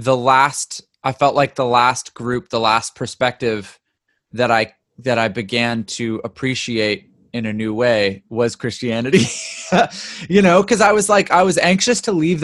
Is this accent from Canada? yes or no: yes; Ontario, Canada; also born or lived in Vancouver, British Columbia, Canada; now in California, United States; I was born in Vancouver, but mostly grew up in Ontario